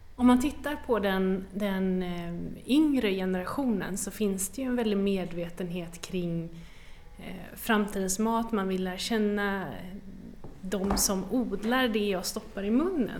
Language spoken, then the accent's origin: Swedish; western Sweden, Sweden; Jag kommer ju från västra Sverige